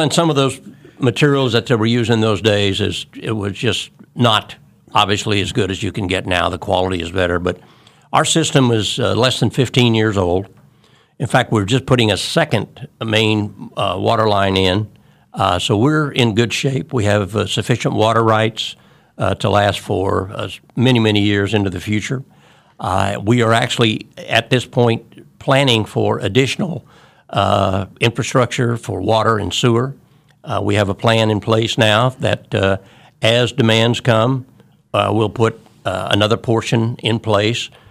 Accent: Wichita, Kansas, United States; I am a, a Wichita native

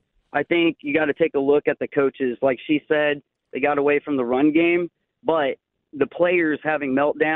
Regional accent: Kansas City, United States; now in Glen Burnie, United States; I'm from Kansas City. Lived here in the last 8 years.

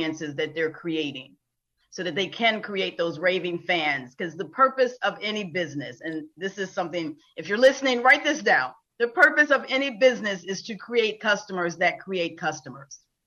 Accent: Buffalo, New York, United States; now in Florida, United States; I am originally from Buffalo, New York

